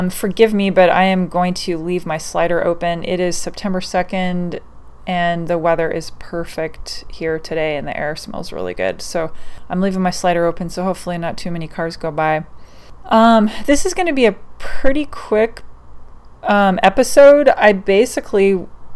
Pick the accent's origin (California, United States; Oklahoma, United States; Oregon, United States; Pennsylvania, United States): Oregon, United States; I was born and raised in Oregon